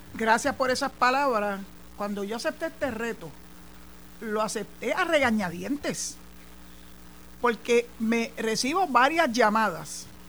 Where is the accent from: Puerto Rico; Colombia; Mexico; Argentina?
Puerto Rico; San Juan; moved away as an adult; now in Boquerón, Puerto Rico; yo soy nacida y criada en San Juan